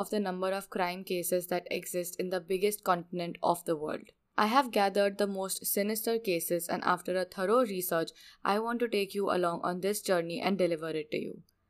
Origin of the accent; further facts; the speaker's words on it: India; my home country, India